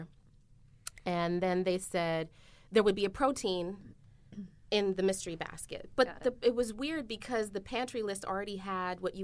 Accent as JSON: {"language": "English", "town": "Toronto", "region": "Ontario", "country": "Canada", "moved": "yes", "lives_now": "Norristown, United States", "said": "I am from Toronto and living in Norristown."}